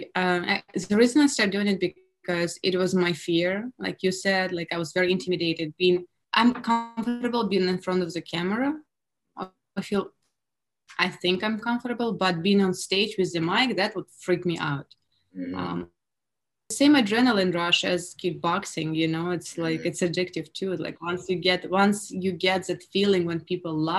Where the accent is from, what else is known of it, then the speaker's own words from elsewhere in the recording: Russia; English is a second language; now in United States; me being Russian in America